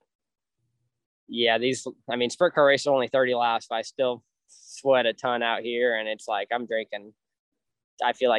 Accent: California, United States; moved away as an adult; now in Indiana, United States; I grew up in California racing outlaw carts

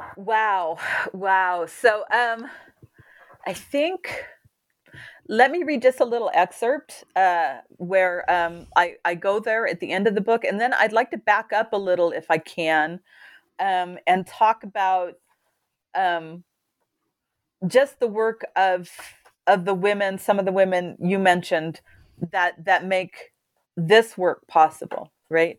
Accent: California, United States; moved away; I was from California

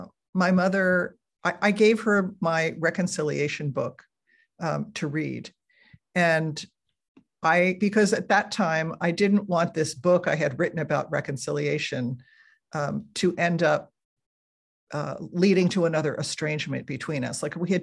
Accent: New Jersey, United States; now in California, United States; I moved from New Jersey, where I had grown up, to California, where I still live.

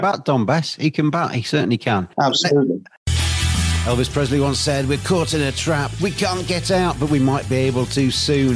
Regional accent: England, United Kingdom; I am English

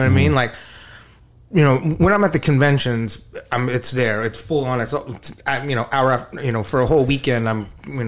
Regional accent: San Antonio, Texas, United States; also born or lived in Dallas / Los Angeles; I grew up here, I grew up in Texas, and I was living in San Antonio, and then I had just moved to Dallas.

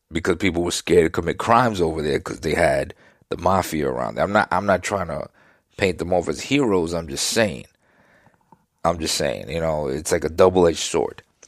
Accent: New York City, New York, United States; I grew up in Queens, New York at the time of Gotti and the mobsters.

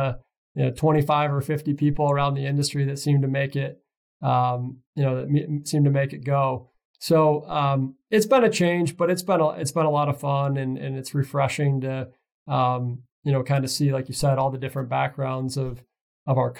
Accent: Michigan, United States; I'm from Michigan originally

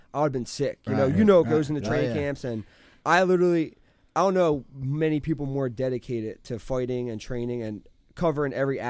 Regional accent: Philadelphia, Pennsylvania, United States; I grew up in Northeast Philly. Okay. I grew up in a nicer part

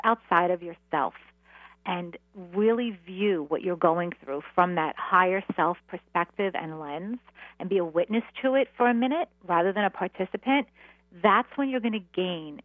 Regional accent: New York City, New York, United States; I grew up, I'm a Queens girl

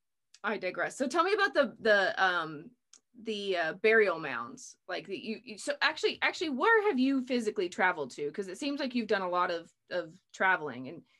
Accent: United States; I'm from America, I live in America

